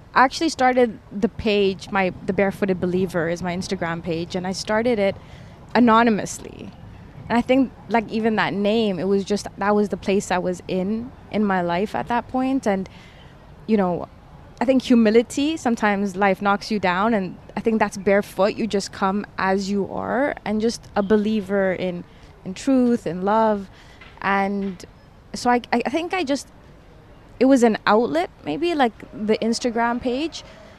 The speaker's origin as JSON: {"language": "English", "country": "DR Congo", "tie": "born or raised there", "also_born_or_lived": "Toronto, Canada", "said": "So I was born in Toronto in Canada, but within 6 months we moved to Democratic Republic of the Congo."}